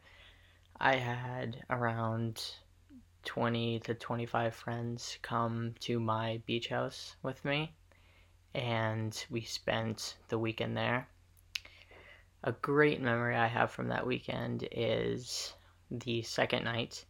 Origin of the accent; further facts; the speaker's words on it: Massachusetts, United States; I was from Mass